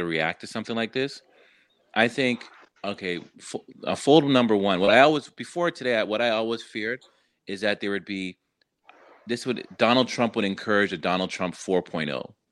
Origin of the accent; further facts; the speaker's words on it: Canada; now in United States; I'm Canadian, American